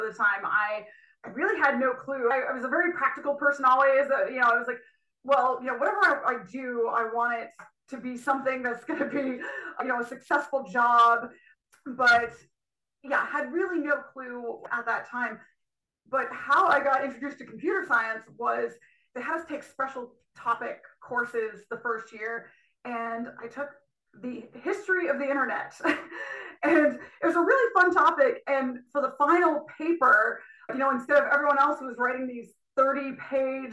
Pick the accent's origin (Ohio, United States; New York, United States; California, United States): New York, United States; Burke; moved away; I grew up in Burke, New York, which is a very small rural town in upstate New York